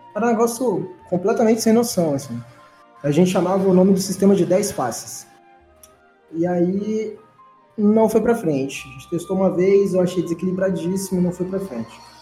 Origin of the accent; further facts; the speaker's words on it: Vitória, Espírito Santo, Brazil; eu cresci no Morro do Bairro da Penha, que é a, é a favela mais perigosa do Espírito Santo, né? Em Vitória.